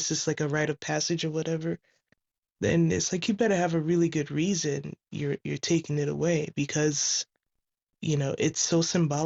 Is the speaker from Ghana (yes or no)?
yes; Ghana; now in California, United States; I'm calling from California. I'm originally from Ghana